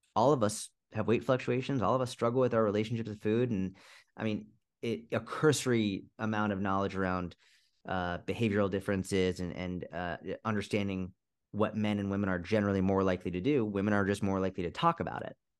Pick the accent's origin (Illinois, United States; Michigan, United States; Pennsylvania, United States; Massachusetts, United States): Massachusetts, United States; just outside Boston; also born or lived in Middle East; I grew up just outside Boston, Massachusetts